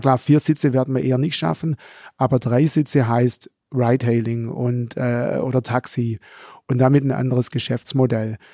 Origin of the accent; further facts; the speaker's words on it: Swabian Jura, Baden-Württemberg, Germany; accent: Swabian; also born or lived in Esslingen; ich komme ursprünglich, der Dialekt verrät's im Hintergrund, von der schwäbischen Alb